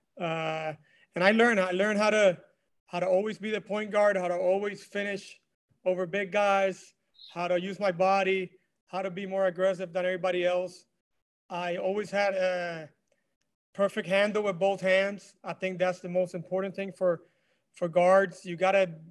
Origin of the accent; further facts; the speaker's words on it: Mayagüez, Puerto Rico; moved away; also born or lived in Miami; born and raised in Puerto Rico, Mayagüez, Puerto Rico, and the west side